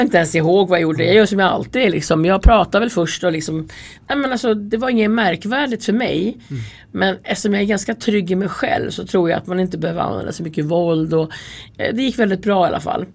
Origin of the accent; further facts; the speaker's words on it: Färila, Gävleborg County, Sweden; moved away as an adult; also born or lived in Stockholm; jag kommer ifrån Hälsingland, från Färila. Jag är uppvuxen där eh, till jag var 18 och sen flyttade jag då till Stockholm till min pappa.